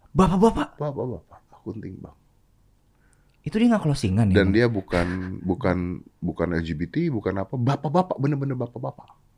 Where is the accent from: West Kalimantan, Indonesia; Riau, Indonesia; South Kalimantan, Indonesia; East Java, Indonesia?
South Kalimantan, Indonesia; Banjarmasin; gue dari Banjarmasin gue